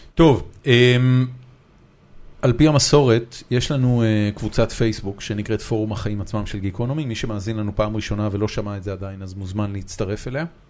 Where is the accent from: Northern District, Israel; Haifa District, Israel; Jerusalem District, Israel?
Haifa District, Israel; Haifa; moved away as an adult; now in Tel Aviv, Israel; בתור מישהו שגדל בחיפה